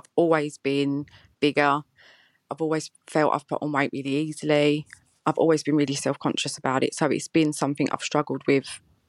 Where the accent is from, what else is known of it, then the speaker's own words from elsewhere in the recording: East of England, United Kingdom; I'm 35 from Essex. I'm married with 2 boys and I'm a nurse.